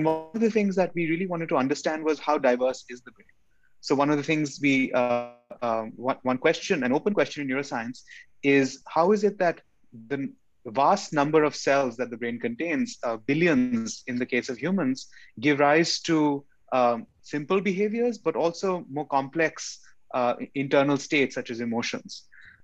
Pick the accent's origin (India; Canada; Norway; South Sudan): India; moved away as an adult; also born or lived in Chandigarh, India / New Delhi, India / New York City, United States; now in San Diego, United States; I grew up in India. I was born in India and I grew up in India.